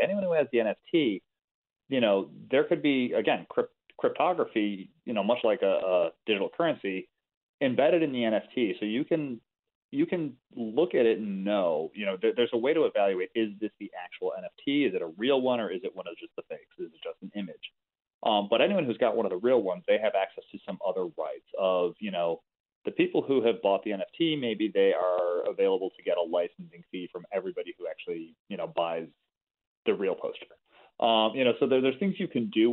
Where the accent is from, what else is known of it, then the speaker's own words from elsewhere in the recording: Chicago, Illinois, United States; I'm from Chicago.